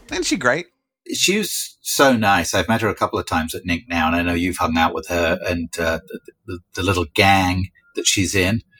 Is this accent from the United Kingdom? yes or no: yes; United Kingdom; Well, I'm British. We have to.